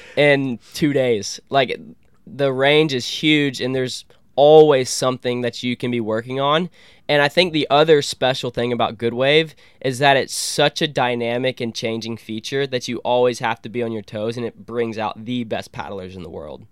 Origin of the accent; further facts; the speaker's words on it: Columbus, Georgia, United States; this is my hometown